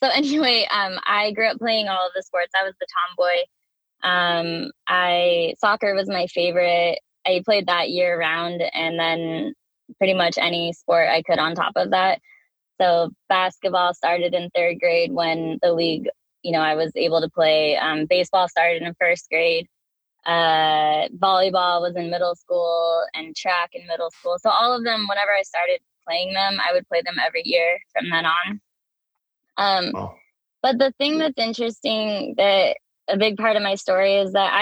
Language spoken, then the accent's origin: English; Washington, United States; now in California, United States; I grew up in Washington State.